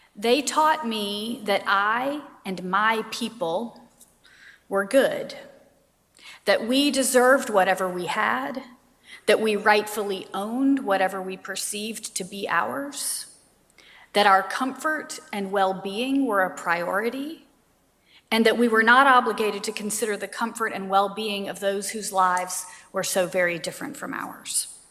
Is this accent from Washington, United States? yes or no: no; Savannah, Georgia, United States; I grew up in Savannah, Georgia.